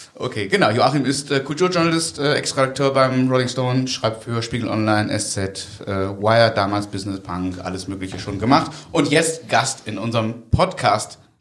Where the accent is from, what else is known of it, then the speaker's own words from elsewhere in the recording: Germany; ich bin ja Deutscher